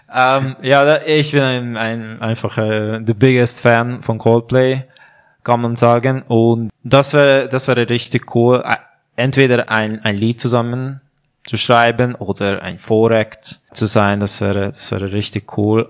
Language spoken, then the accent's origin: German; Hungary; German is a second language; moved away as an adult; also born or lived in Budapest; now in Switzerland; ich komme aus Ungarn und ich bin Musiker